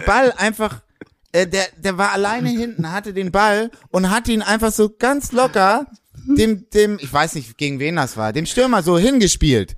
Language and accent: German; Hamburg, Germany; Ich bin Hamburger Jung, ich bin St. Pauli Jung